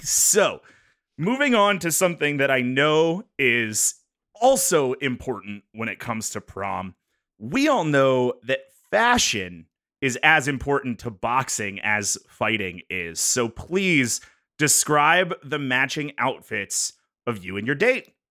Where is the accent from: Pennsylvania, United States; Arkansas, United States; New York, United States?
Pennsylvania, United States; north of Pittsburgh; moved away; north of Pittsburgh